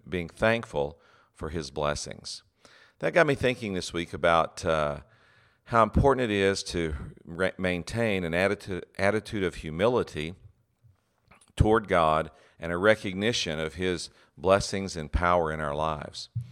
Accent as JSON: {"language": "English", "region": "West Texas", "country": "United States", "tie": "born or raised there", "said": "I grew up in West Texas"}